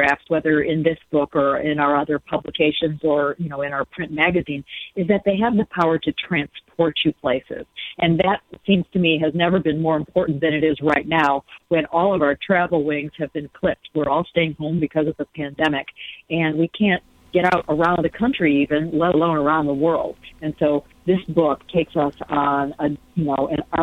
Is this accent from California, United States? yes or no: no; Ann Arbor, Michigan, United States; moved away as an adult; also born or lived in Cleveland, Ohio; I grew up in Ann Arbor, and I went to school at Michigan State, so I am really from Michigan.